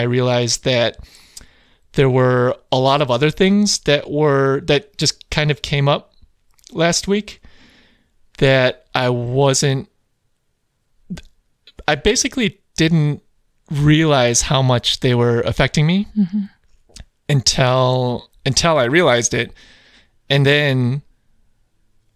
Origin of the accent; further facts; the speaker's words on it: Chicago, Illinois, United States; I grew up in Chicagoland